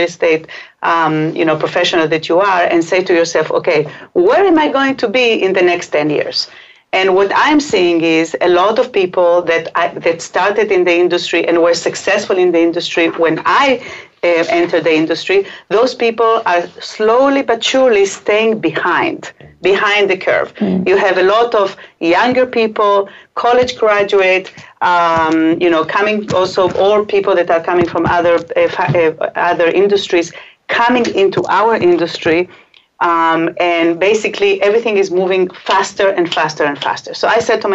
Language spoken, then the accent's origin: English; Israel; English is a second language; also born or lived in Chile; now in New York, United States; I was born in Chile and raised in Israel, so between the Hebrew and the Spanish